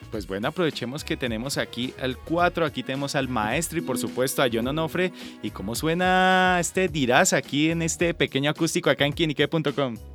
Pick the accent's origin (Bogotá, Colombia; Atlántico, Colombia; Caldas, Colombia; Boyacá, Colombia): Boyacá, Colombia; Sogamoso; que por ejemplo en mi tierra, en Sogamoso, Boyacá, se ah, escucha muchísimo.